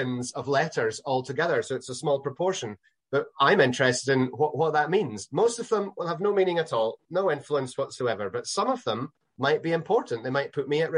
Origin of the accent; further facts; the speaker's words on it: Northern Islands of Scotland, United Kingdom; I'm Scottish